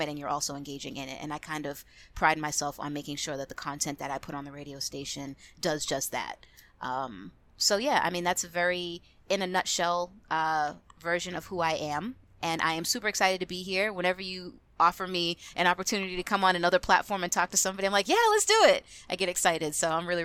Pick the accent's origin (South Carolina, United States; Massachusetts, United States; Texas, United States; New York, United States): Massachusetts, United States; Boston; I was actually born and raised in Boston, Massachusetts. No, I don't have an accent. I lost it many, many years ago.